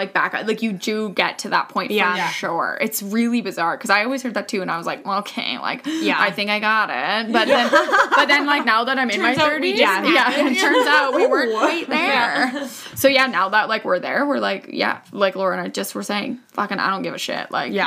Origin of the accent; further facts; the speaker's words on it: Vancouver Island, British Columbia, Canada; moved away; also born or lived in Kelowna, British Columbia; I'm from Vancouver Island.